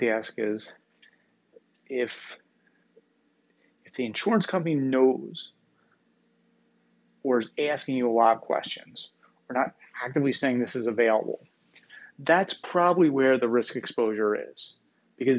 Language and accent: English; Northeast, United States; I'm from the Northeast here